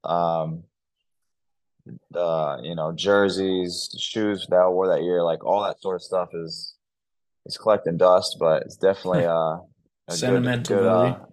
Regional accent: Indiana, United States; moved away as an adult; now in Australia; Growing up in Indiana, where basketball is, like it's a religion.

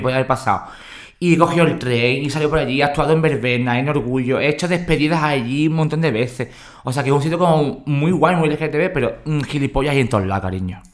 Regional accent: San Fernando, Andalusia, Spain; de San Fernando, de donde soy yo

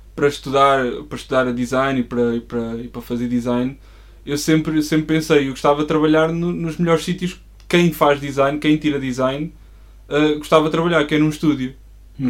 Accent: Coimbra, Centro, Portugal; sou de Coimbra, nasci lá

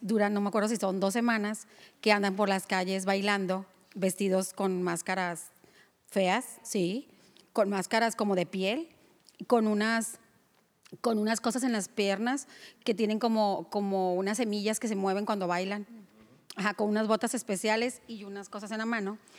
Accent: Ciudad Obregón, Sonora, Mexico; en Obregón, porque yo soy de Obregón

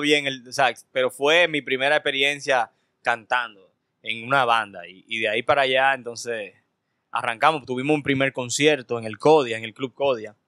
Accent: Santo Domingo, Distrito Nacional, Dominican Republic; also born or lived in Cabarete / Sosúa; yo me crié por Arroyo Hondo, entre Arroyo Hondo, entre, entre el Mirador Sur. Y luego por ahí por Gascue.

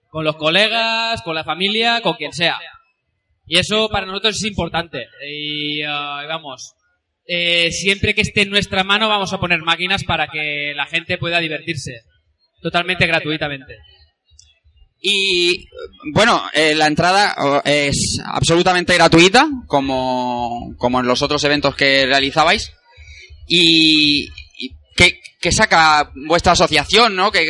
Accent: Elche, Valencian Community, Spain; gente como Irre y yo que venimos de Elche o, Sito y, y Evil que vienen de Barcelona, podamos juntarnos a mitad de camino

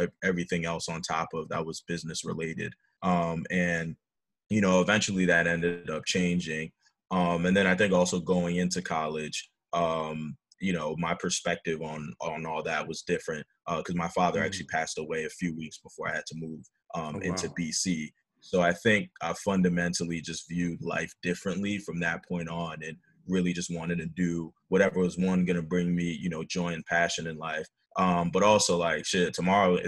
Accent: New Jersey, United States; also born or lived in Lyon, France / Staten Island, New York / Florida; grew up in New Jersey and kind of called New Jersey home. So middle school, high school

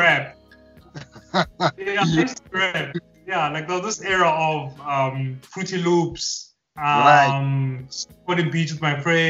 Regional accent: Harrismith, Free State, South Africa; So I'm from Harrismith. It's a small town in the Free State.

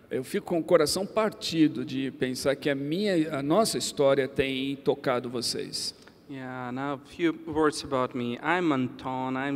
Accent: Ukraine; born there; Portuguese is a second language; E eu nasci em um lugar muito especial. I was born in Ukraine. Eu nasci na Ucrânia. In 1988. Em 1988.

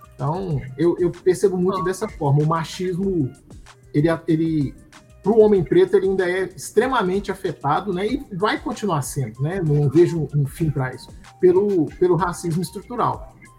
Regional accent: Belo Horizonte, Minas Gerais, Brazil; Nós crescemos juntos no Cabana

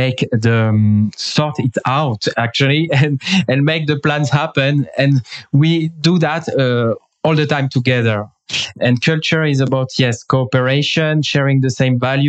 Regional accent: France; also born or lived in England; now in Israel; I am from France. Now I am in Israel.

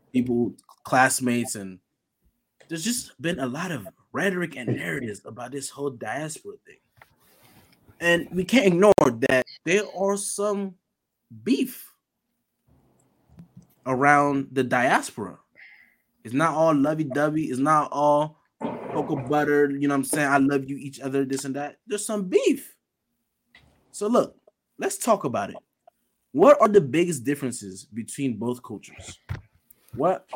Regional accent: Largo, Maryland, United States; I rep PG County, you know what I'm saying? Specifically, the Largo area

